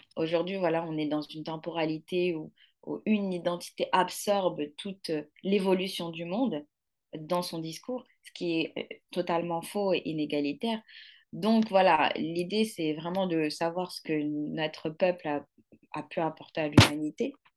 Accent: Morocco; also born or lived in Mali; now in Paris, France; je suis née au Maroc et j'ai grandi au Maroc

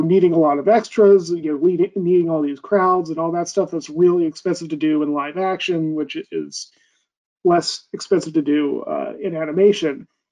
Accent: United States; me being an American

